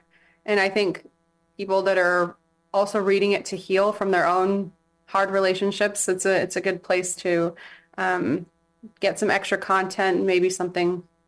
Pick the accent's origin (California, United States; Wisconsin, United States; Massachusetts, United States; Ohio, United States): California, United States; San Diego; also born or lived in England / Imperial Beach / Chula Vista; now in Hawaii, United States; I am from San Diego.